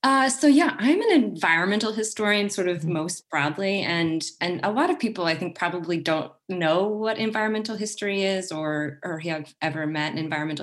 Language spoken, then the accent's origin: English; Kansas, United States; now in Oregon, United States; I grew up in Kansas, which is about as far away from the ocean as you can literally get in the United States.